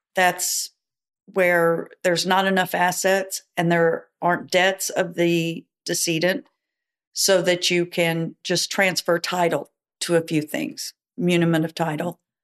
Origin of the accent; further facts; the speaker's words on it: Dallas, Texas, United States; now in Houston, United States; I was born in Dallas